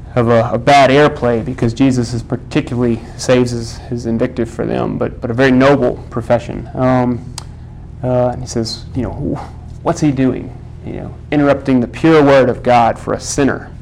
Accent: Texas, United States; I'm from Texas

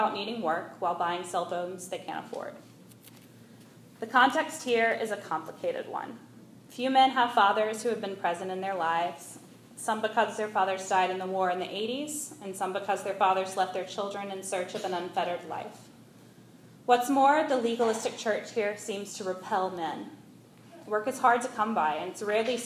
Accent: Mountain Brook, Alabama, United States; moved away as an adult; now in Nicaragua; I grew up in Mountain Brook

